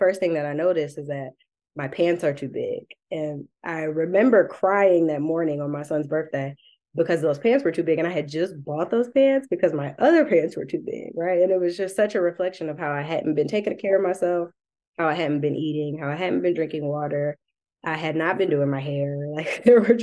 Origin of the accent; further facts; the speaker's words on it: Detroit, Michigan, United States; I'm also from Southwest Detroit.